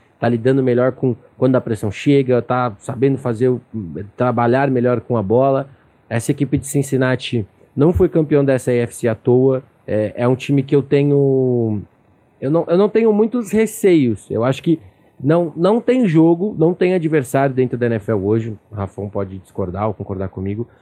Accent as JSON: {"language": "Portuguese", "region": "São Paulo", "country": "Brazil", "said": "sou daqui de São Paulo"}